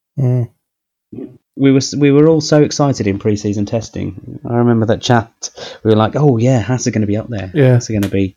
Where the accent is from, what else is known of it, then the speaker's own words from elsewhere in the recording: United Kingdom; as a British Formula One fan